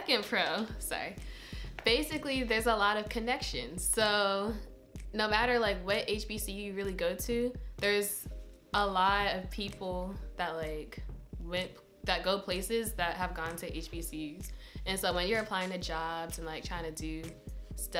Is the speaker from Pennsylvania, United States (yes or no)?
yes; Pennsylvania, United States; moved away as an adult; I'm from Pennsylvania, so I applied to a lot of in-state schools